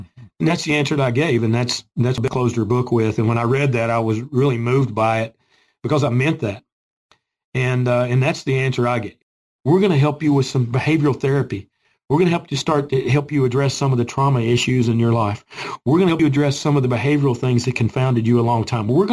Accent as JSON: {"language": "English", "town": "Gray", "region": "Tennessee", "country": "United States", "tie": "born or raised there", "said": "I grew up in Boone's Creek, which is Gray, Tennessee. Okay, my address was Gray, Tennessee as a kid. This is my community, mm-hmm. where I was born and raised."}